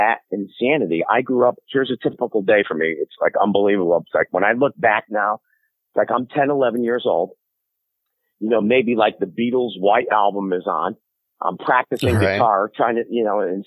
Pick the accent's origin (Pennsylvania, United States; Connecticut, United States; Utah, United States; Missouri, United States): Connecticut, United States; New Haven; I grew up in New Haven, Connecticut